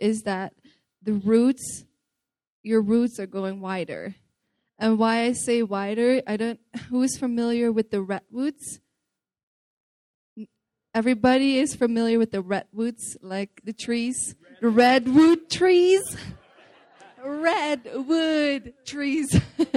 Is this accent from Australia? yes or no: no; Netherlands; I'm from the Netherlands